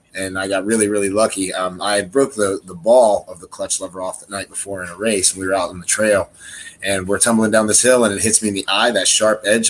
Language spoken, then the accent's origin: English; Milton, West Virginia, United States; Born and raised in West Virginia, which is where I met you. Born in the southern end of the state. I grew up in Milton